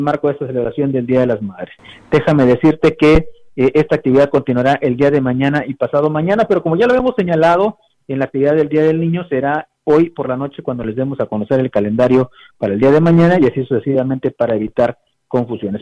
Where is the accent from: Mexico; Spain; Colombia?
Mexico; como, como mexicanos